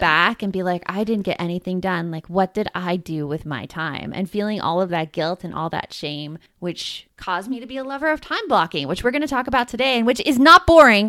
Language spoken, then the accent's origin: English; Tucson, Arizona, United States; also born or lived in Gilbert/Chandler, Arizona; in Tucson where I grew up